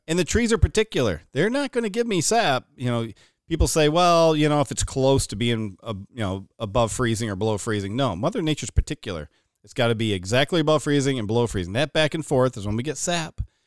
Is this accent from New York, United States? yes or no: yes; Watertown, New York, United States; we grew up here in Watertown